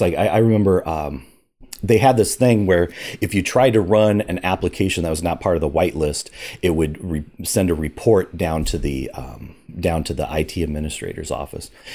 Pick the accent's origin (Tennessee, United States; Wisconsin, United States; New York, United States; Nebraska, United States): Nebraska, United States; Omaha; grew up in Omaha, Nebraska